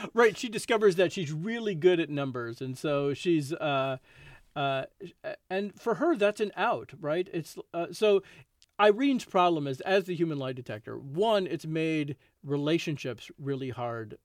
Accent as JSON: {"language": "English", "town": "Chicago", "region": "Illinois", "country": "United States", "tie": "born or raised there", "said": "I grew up in Chicago, and certainly growing up as a Cubs fan"}